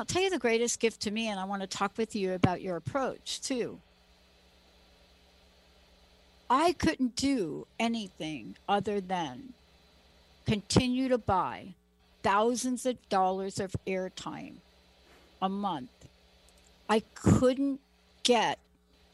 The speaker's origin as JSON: {"language": "English", "region": "East Coast", "country": "United States", "said": "I'm from the East Coast"}